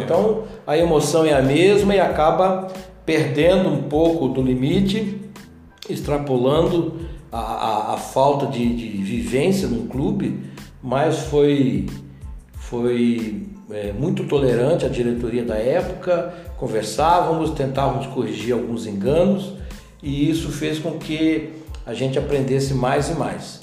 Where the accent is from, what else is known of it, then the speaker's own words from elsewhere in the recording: Paranaguá, Paraná, Brazil; moved away as an adult; now in Itajubá, Brazil; lá em Paranaguá, na minha cidade natal